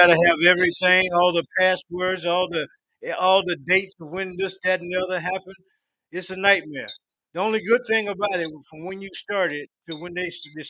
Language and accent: English; Union, South Carolina, United States; moved away; also born or lived in Virginia; No, I'm from South Carolina, a little hick town called Union, South Carolina.